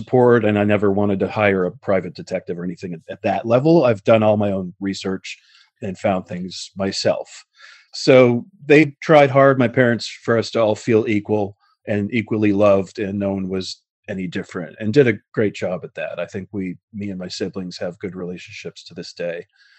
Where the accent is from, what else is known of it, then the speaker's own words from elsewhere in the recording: Queens, New York, United States; born there; I was born in Queens in Booth Memorial Hospital, February 1966.